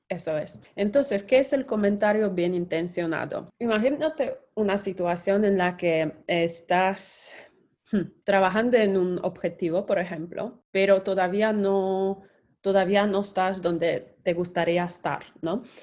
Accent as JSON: {"language": "Spanish", "country": "Poland", "moved": "yes", "said": "Soy polaca"}